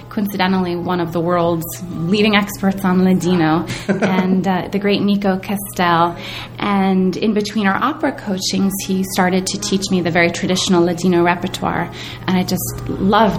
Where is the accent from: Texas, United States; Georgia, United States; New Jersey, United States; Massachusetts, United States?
New Jersey, United States; Princeton; growing up in Princeton, New Jersey, which is not exactly a hotbed of Sephardic culture